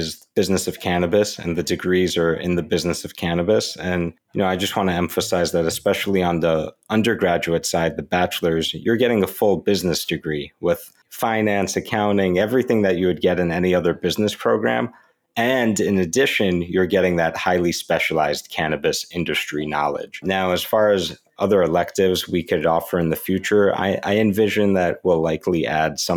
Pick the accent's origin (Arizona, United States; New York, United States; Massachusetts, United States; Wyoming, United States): New York, United States; my home state, New York